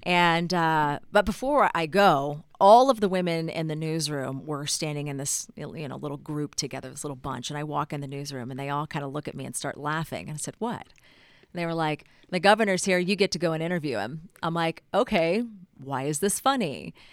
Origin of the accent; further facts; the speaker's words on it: Texas, United States; moved away as an adult; now in Utah, United States; you just grow up in Texas being very proud of being a Texan